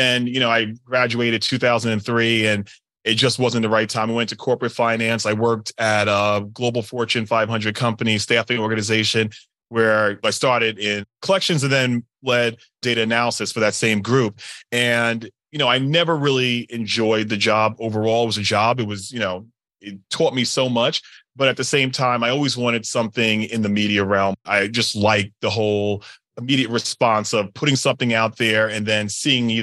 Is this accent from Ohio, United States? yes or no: no; Long Island, New York, United States; also born or lived in Brooklyn, New York; born in Brooklyn, raised my formative years on Long Island. So that's this accent you'll hear throughout the podcast